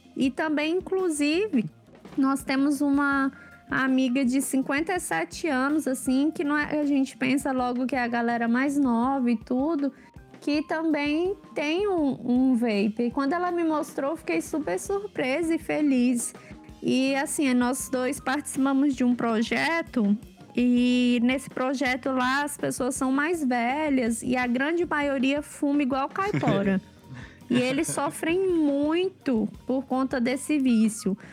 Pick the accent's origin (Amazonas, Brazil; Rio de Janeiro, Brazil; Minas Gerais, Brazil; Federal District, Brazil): Federal District, Brazil; Brasília; sou de Brasília